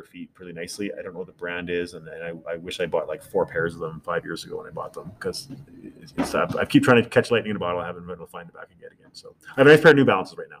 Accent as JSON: {"language": "English", "town": "Vancouver", "region": "British Columbia", "country": "Canada", "tie": "born or raised there", "also_born_or_lived": "Yellowknife", "moved": "yes", "said": "I grew up in Vancouver, so it's like my hometown"}